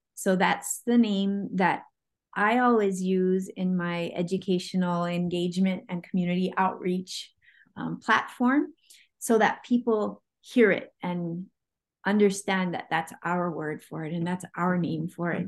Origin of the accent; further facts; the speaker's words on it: Oahu, Hawaii, United States; I am from Hawaii. Um, I grew up on Oahu